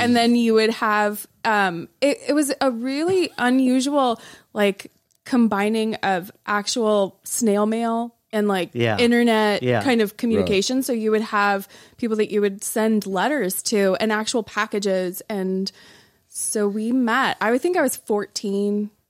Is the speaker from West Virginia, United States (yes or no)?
no; Tucson, Arizona, United States; I'm from Tucson, Arizona, and I have zero religious background, pretty much.